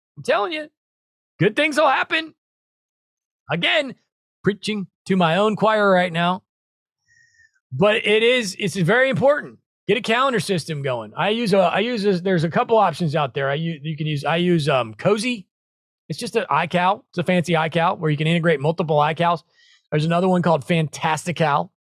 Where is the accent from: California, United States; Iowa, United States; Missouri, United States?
Missouri, United States; Branson; Branson, Missouri, same thing. That's where I grew up in the Midwest.